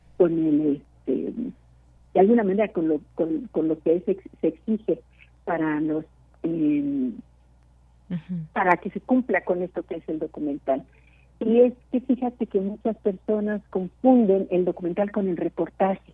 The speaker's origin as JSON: {"language": "Spanish", "country": "Mexico", "said": "somos dos mexicanas"}